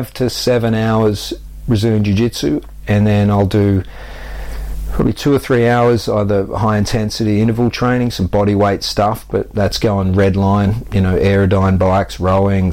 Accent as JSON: {"language": "English", "country": "Australia", "tie": "born or raised there", "moved": "as an adult", "lives_now": "United Kingdom", "said": "I grew up active on the Australian beaches"}